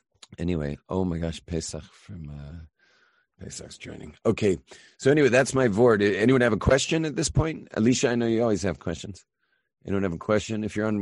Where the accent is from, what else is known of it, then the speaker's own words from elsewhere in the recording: United States; I'm an American. You know, I can drive from my house in L.A. 20 hours north and wind up in Canada.